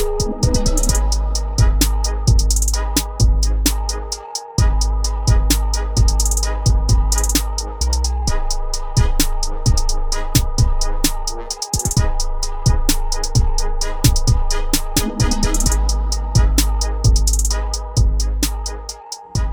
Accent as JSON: {"language": "English", "town": "Orlando", "region": "Florida", "country": "United States", "tie": "born or raised there", "also_born_or_lived": "Brooklyn, New York", "said": "I was raised here"}